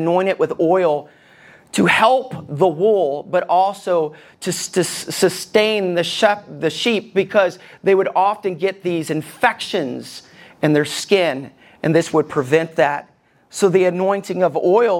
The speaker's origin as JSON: {"language": "English", "region": "Alabama", "country": "United States", "tie": "born or raised there", "said": "I grew up in Alabama"}